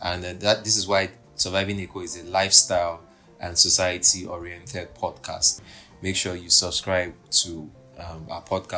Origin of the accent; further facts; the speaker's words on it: Nigeria; I tell them, I'm not Igbo, I'm Nigerian.